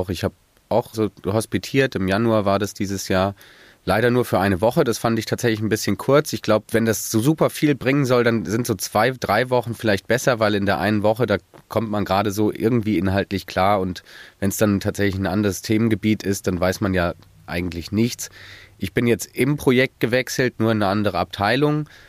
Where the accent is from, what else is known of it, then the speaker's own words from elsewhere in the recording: Frankfurt, Hesse, Germany; Eventuell auch in meiner Heimatstadt Frankfurt.